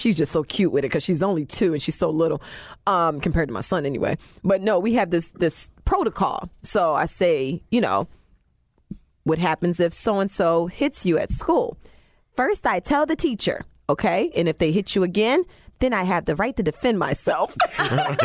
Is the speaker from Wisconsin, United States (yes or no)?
no; New Jersey, United States; I'm from Jersey